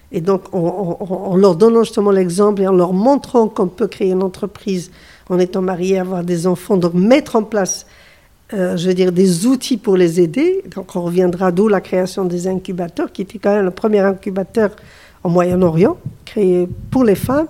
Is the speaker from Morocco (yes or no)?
yes; Morocco; je suis du Maroc